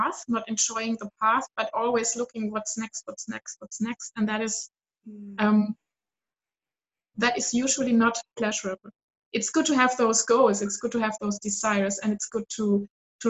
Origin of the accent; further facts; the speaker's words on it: Southern Germany, Germany; I grew up in South Germany, very conservative